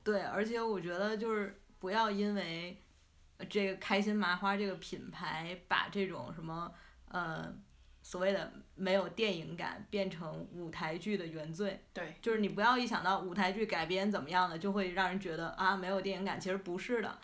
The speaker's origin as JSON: {"language": "Chinese", "region": "Tianjin", "country": "China", "accent": "Tianjin", "said": "你像我们天津人讲英语"}